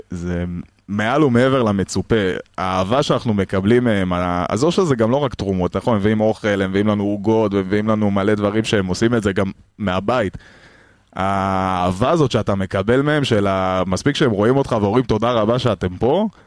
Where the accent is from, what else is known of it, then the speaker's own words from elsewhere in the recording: Petah Tikva, Central District, Israel; אני מפתח תקווה.